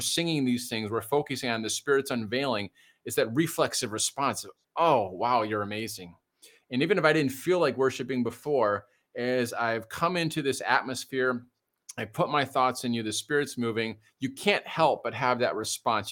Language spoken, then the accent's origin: English; Detroit, Michigan, United States; I grew up in Detroit. Well, it was a white suburb of Detroit